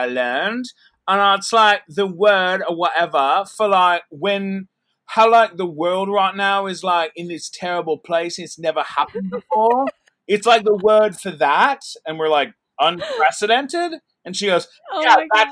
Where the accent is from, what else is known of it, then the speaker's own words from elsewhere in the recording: San Diego, California, United States; I grew up in San Diego.